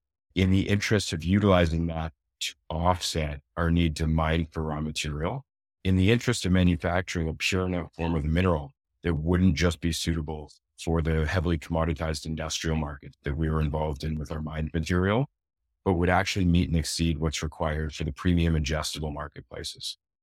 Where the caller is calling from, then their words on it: Toronto, Ontario, Canada; Toronto, Ontario, Canada.